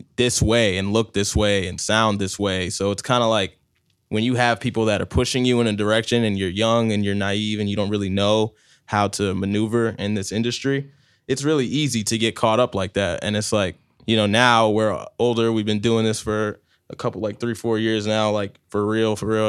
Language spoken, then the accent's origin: English; New Jersey, United States; now in Tampa, United States; I was born in Jersey, and I came here post 9-11, so I've been here for like 15 years now